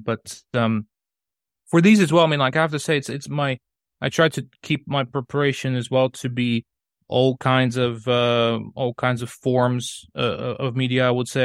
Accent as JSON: {"language": "English", "town": "Sofia", "region": "Sofia City", "country": "Bulgaria", "also_born_or_lived": "Colorado, United States", "second_language": "English", "moved": "as an adult", "lives_now": "England, United Kingdom", "said": "I'm from Bulgaria, so that, uh, that city I was talking about is, is, uh, Sofia"}